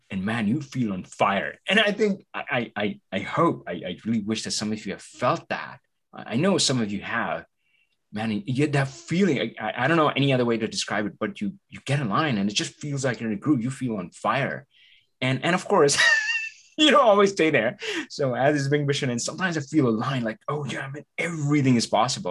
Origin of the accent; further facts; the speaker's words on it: India; English is a second language; moved away; I come from India, right? So English is not my native language.